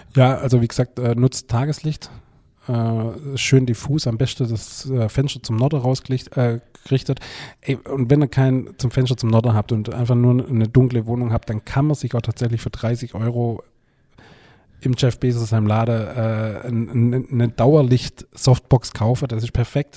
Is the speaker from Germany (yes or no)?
yes; Germany; Bülot Zell, mein Heimatdorf